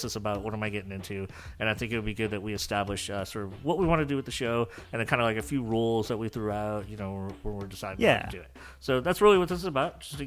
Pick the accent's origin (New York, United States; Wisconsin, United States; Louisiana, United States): Louisiana, United States; New Orleans; I'm from New Orleans